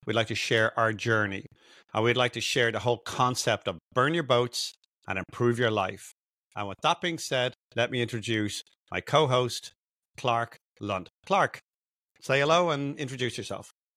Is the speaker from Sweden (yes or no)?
no; Dublin, Leinster, Ireland; moved away as an adult; now in United States; I'm, I'm Irish, I'm from Dublin.